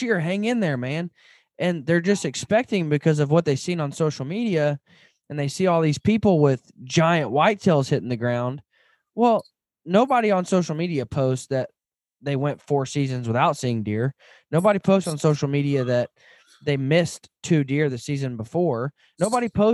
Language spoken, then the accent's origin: English; Arkansas, United States; moved away; I grew up in Arkansas